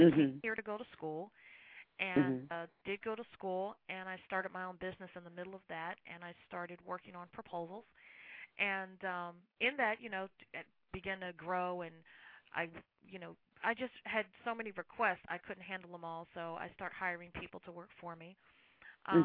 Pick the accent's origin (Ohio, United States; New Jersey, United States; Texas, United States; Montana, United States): New Jersey, United States; Burlington; I grew up in New Jersey, in Burlington, New Jersey, where the original Burlington Coat Factory is.